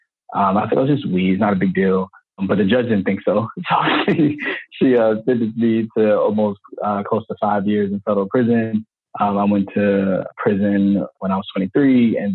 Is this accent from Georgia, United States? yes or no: no; St. Petersburg, Florida, United States; I grew up in St. Petersburg, Florida